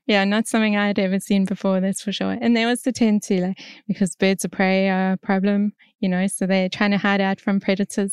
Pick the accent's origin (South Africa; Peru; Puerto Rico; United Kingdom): South Africa; moved away as an adult; now in Australia; I'm from South Africa originally and, um, I came over to Australia probably eight years ago now